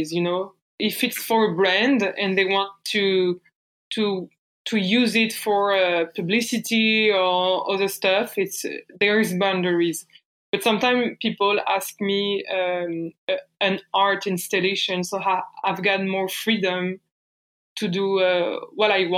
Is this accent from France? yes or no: yes; Bourges, Centre-Val de Loire, France; accent: French; English is a second language; moved away as an adult; now in Montreal, Canada; I'm French. So I grew up in France.